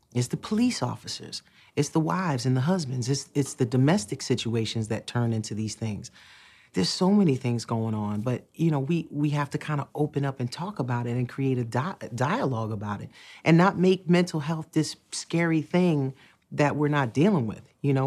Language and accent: English; Newark, New Jersey, United States; also born or lived in Irvington, New Jersey / East Orange, New Jersey; I grew up in Newark, New Jersey, in Irvington and the East Orange